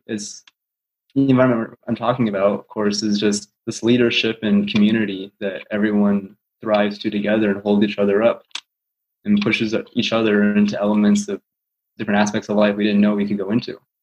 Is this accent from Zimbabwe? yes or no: no; Colorado, United States; also born or lived in Des Moines, Iowa; I was born in Des Moines, but when I was two, I moved out to Colorado